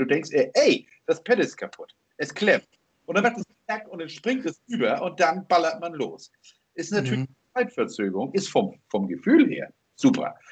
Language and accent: German; Germany; bin ich jetzt in Deutschland geboren.